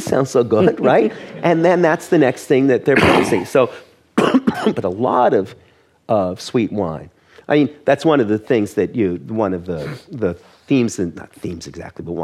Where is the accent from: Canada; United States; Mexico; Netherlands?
Canada; moved away; I'm Canadian by origin. And when you go to a classy Toronto restaurant, now you get Canadian wines, which was a sort of a joke concept when I was growing up in Canada